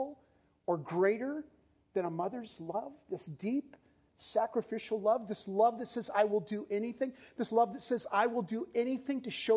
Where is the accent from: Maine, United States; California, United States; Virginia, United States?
California, United States; San Diego; we grew up in San Diego